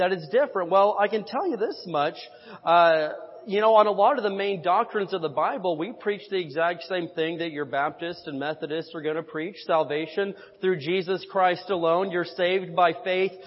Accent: Indiana, United States; a kid growing up in Indiana

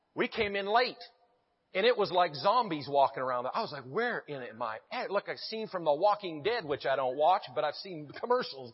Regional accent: Branson, Missouri, United States; I'm from Branson, Missouri

